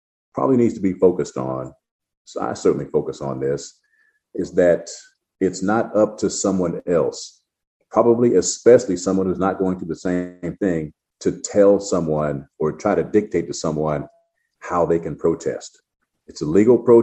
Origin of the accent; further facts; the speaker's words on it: United States; I'm American who happens to be Black